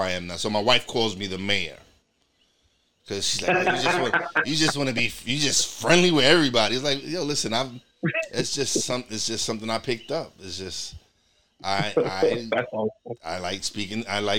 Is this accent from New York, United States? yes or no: yes; New York, United States; also born or lived in Florida; now in Pennsylvania, United States; because I'm originally from New York, but now I live in Pennsylvania